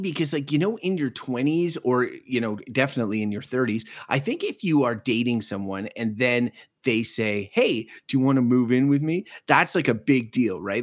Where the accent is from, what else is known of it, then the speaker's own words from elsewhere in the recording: Quebec, Canada; now in Ottawa, Canada; I grew up in the province of Quebec